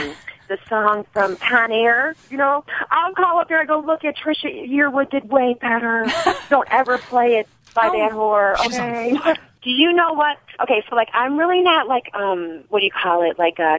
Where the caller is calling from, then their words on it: Kentucky, United States; I'm calling from Kentucky.